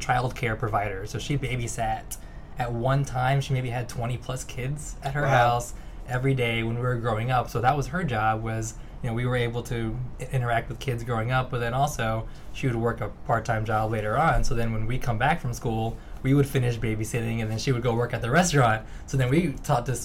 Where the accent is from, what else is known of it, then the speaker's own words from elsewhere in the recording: Fredericksburg, Virginia, United States; we grew up in Fredericksburg, Virginia, really in the middle of Richmond, Virginia, and D.C.